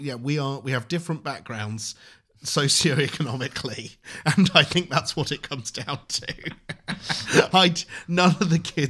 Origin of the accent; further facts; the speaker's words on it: Reading, South East England, United Kingdom; I grew up in Reading.